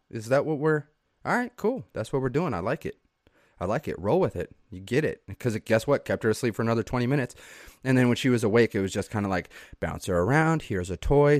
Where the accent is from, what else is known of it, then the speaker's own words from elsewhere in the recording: Southeast Idaho, United States; moved away; I was raised in Southeast Idaho